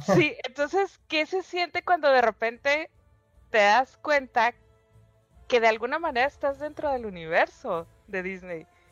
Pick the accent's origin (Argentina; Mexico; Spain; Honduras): Mexico; Tijuana, Baja California; also born or lived in San Diego; now in Mexicali, Mexico; Estoy en Mexicali, pero crecí en Tijuana. Crecí entre Tijuana y San Diego